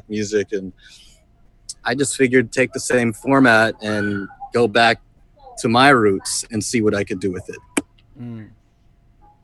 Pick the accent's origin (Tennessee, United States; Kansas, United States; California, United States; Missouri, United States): California, United States; Los Angeles; born or raised there; moved away as an adult; now in Philippines